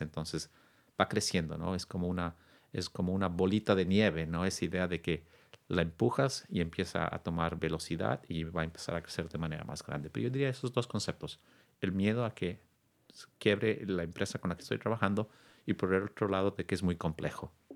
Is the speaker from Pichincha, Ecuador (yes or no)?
yes; Quito, Pichincha, Ecuador; also born or lived in New York / California; now in Sausalito, United States; originario de eh, Quito, Ecuador, un país que quiero mucho. Vine a los Estados Unidos hace casi 22 años